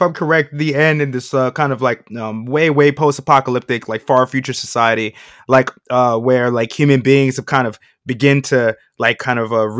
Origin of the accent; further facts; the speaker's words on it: New York City, New York, United States; I'm a kid from Queens